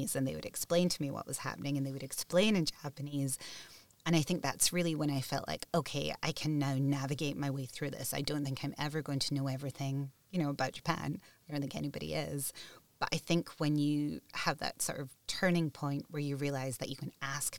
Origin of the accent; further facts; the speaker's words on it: Scotland, United Kingdom; I grew up in Scotland